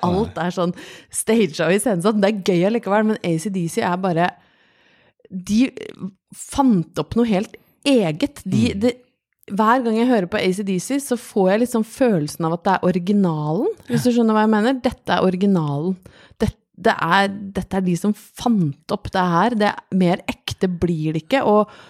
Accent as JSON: {"language": "Norwegian", "town": "Brøttum", "region": "Innlandet", "country": "Norway", "tie": "born or raised there", "said": "Jeg vokste opp på Brøttum utafor Lillehammer"}